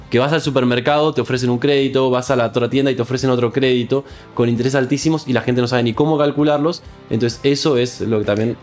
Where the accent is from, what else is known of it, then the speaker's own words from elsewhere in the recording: Argentina; yo soy argentino